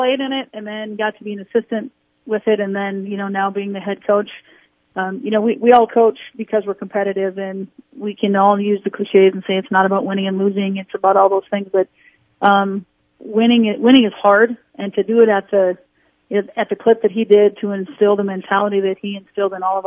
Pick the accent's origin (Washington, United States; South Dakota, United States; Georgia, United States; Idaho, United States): South Dakota, United States; Pierpont; now in Aberdeen, United States; I grew up on a farm in Pierpont, outside of Pierpont, South Dakota.